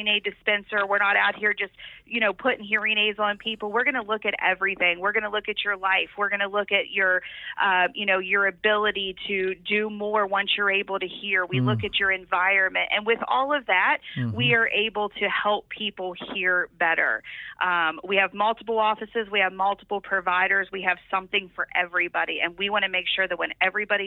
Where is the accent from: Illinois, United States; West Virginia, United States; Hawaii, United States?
West Virginia, United States; Mannington; I was from Mannington, a little tiny town. I was very sheltered by my parents